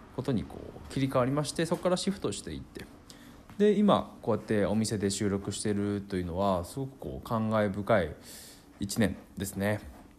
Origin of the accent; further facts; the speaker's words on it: Akita, Japan; 地元秋田で生活していて